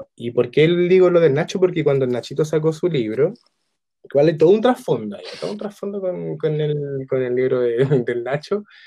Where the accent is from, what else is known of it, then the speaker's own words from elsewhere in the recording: San Bernardo, Santiago Metropolitan Region, Chile; yo igual soy de San Bernardo